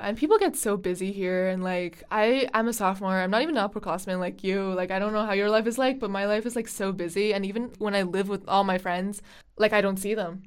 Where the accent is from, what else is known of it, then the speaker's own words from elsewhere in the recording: Beijing, China; now in United States; I am studying abroad from Beijing.